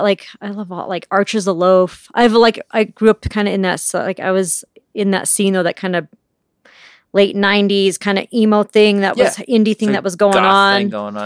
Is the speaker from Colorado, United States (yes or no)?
yes; Pueblo, Colorado, United States; now in Denver, United States; I'm from Pueblo, Colorado.